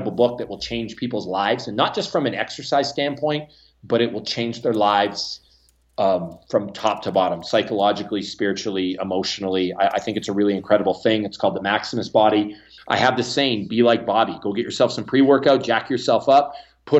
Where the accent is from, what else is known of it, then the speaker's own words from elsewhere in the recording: Canada; accent: Canadian; now in United States; my Canadian accent.